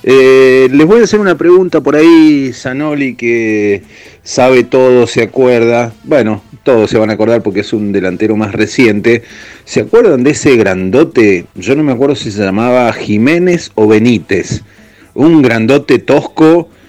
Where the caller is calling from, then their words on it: Guernica, Buenos Aires Province, Argentina; Hola Rami y todo el equipo … de Guernica.